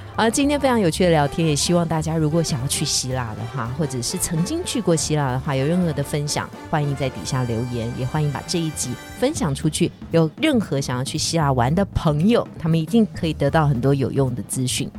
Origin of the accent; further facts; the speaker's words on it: Taiwan; 是我们台湾人太努力了